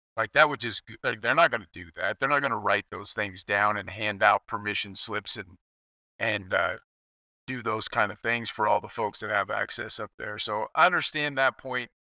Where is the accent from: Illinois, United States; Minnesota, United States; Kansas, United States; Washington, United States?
Kansas, United States; I grew up in Kansas